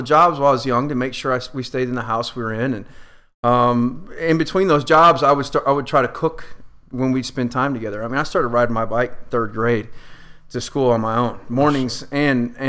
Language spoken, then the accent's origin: English; Arlington, Texas, United States; I grew up in Arlington, Texas